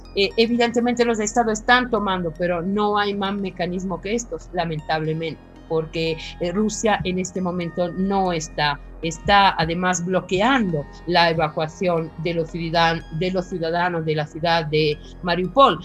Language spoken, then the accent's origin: Spanish; Italy; soy italiana y conozco de cerca esta realidad.